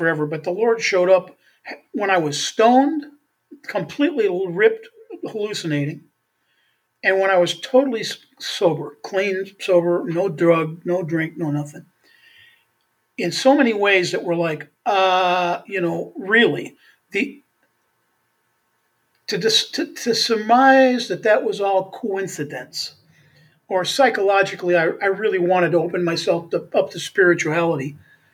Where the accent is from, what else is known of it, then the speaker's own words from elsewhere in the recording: Beaver Dam, Wisconsin, United States; also born or lived in Milwaukee, Wisconsin; Beaver Dam, Wisconsin, which is where I was born in Beaver Dam